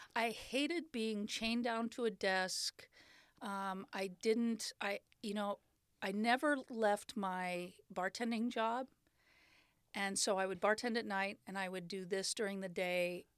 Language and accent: English; Sandpoint, Idaho, United States; moved away; also born or lived in Hope, Idaho; I was, uh, born in Sandpoint, Idaho in nineteen sixty-four